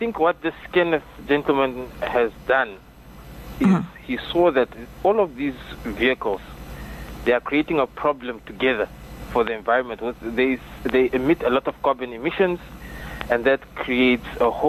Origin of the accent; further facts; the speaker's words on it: Namibia; I'm Namibian